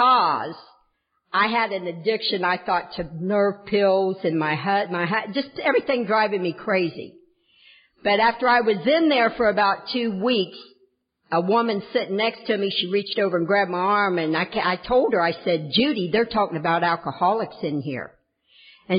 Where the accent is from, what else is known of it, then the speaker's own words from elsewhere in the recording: the South, United States; moved away; also born or lived in Kentucky / Tennessee / Ohio; I am from the South in Kentucky, Tennessee, Southern Ohio